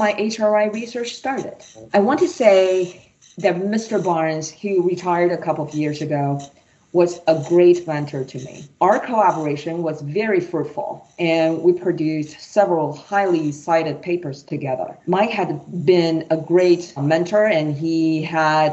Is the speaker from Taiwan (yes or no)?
yes; Taiwan; moved away as an adult; also born or lived in Michigan, United States; now in United States; I was born and raised in Taiwan